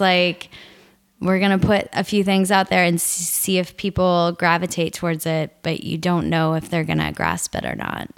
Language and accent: English; Nebraska, United States; I grew up in Nebraska